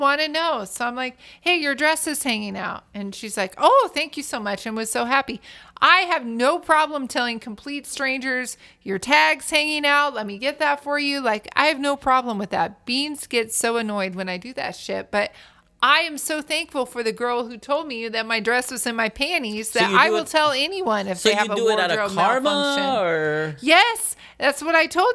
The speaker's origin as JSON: {"language": "English", "region": "Oregon", "country": "United States", "moved": "yes", "said": "I'm not from Southern California because I am from the land upstairs, the Oregon."}